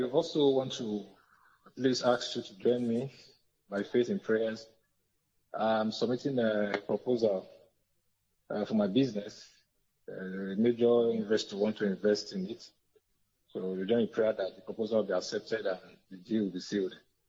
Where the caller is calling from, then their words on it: Benin; I'm calling from Benin.